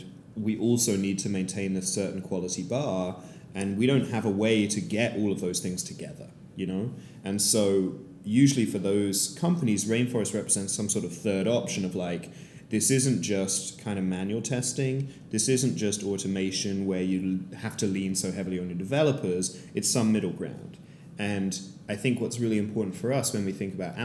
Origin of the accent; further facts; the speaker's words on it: London, United Kingdom; moved away as an adult; now in San Francisco, United States; I am a founder from London